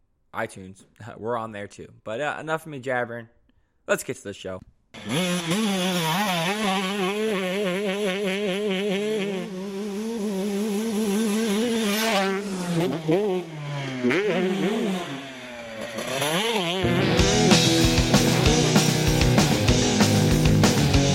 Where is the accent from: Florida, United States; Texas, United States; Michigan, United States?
Florida, United States; now in Carolina, United States; I'm from Florida originally, but I'm living in Carolina now